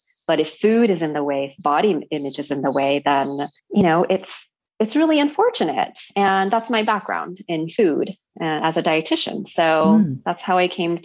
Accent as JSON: {"language": "English", "town": "Los Angeles", "region": "California", "country": "United States", "tie": "born or raised there", "moved": "as an adult", "lives_now": "Japan", "said": "I'm from Los Angeles. I grew up in California. I just came to Japan last fall in October"}